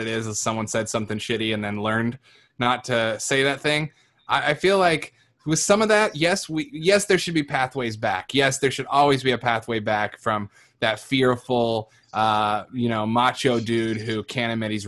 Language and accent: English; Iowa, United States; I grew up in Iowa around a lot of white people in the country